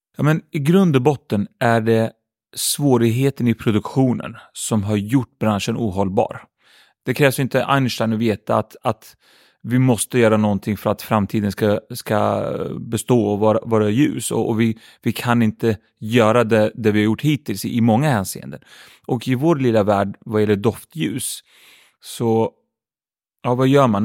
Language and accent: Swedish; Örebro, Örebro County, Sweden; Swedish is a second language; Jag hade bra ungdomsår tycker jag. Uppvuxen i ett område som heter Vivalla i Örebro